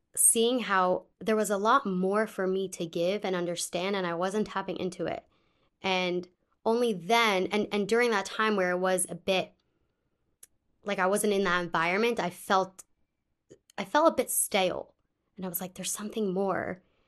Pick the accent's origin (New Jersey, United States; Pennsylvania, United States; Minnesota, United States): Pennsylvania, United States; Pittsburgh; moved away as an adult; also born or lived in California; I am originally from Pittsburgh